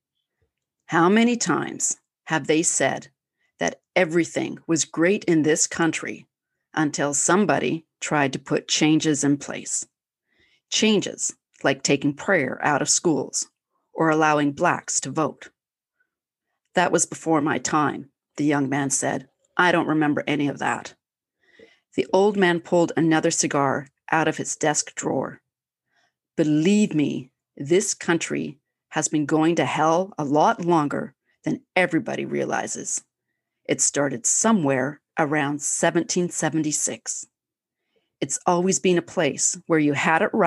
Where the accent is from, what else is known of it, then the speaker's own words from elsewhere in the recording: Canada; I'm Canadian